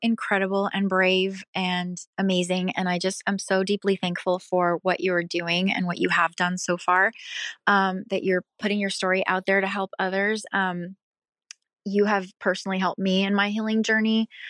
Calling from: Pacific Northwest, United States; I'm calling from the Pacific Northwest

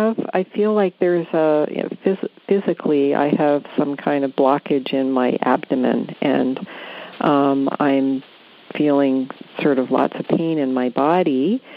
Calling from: White Rock, British Columbia, Canada; I'm calling from White Rock, British Columbia, Canada.

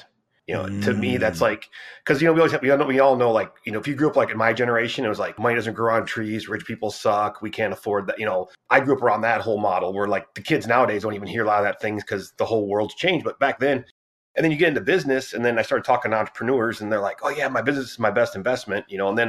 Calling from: Fort Worth, Texas, United States; Fort Worth, Texas.

